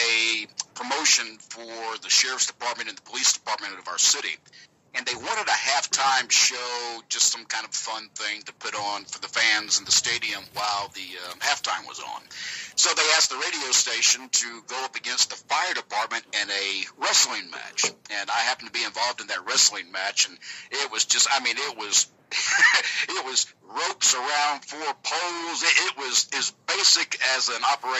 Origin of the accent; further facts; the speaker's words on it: Georgia, United States; accent: southern accent from Georgia; my accent's a little bit different than they're used to. It's a southern accent from Georgia